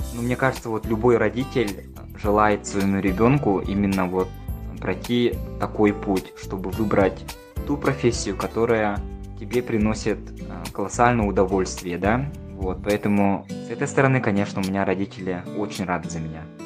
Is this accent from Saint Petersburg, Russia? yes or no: no; Nizhny Bestyakh, Sakha Republic, Russia; moved away as an adult; also born or lived in Yakutsk / New York; now in Los Angeles, United States; я вырос и родился в Мегино-Кангаласском улусе в поселке Нижний Бестях